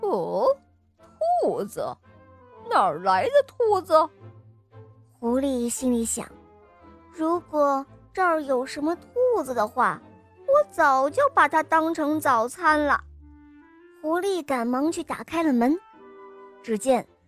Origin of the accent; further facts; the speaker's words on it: Xi'an, Shaanxi, China; 我今年五岁了，我来自西安